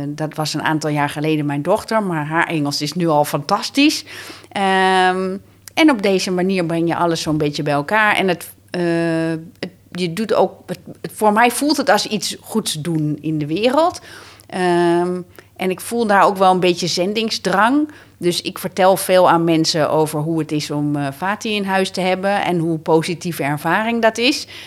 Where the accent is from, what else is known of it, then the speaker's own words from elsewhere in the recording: Amsterdam, North Holland, Netherlands; Ik woon mijn hele leven al in Amsterdam.